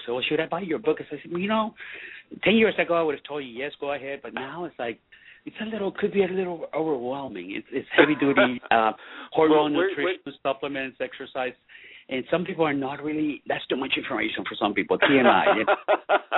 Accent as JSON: {"language": "English", "country": "Venezuela", "moved": "yes", "said": "I'm Latino. I'm from Venezuela. I'm very Latino"}